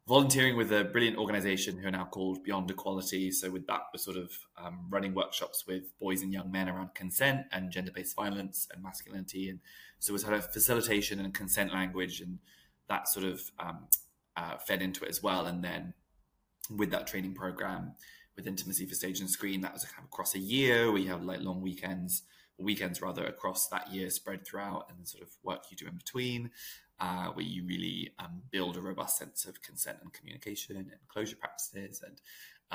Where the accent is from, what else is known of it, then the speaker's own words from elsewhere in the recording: New Zealand; now in United Kingdom; I'm from New Zealand originally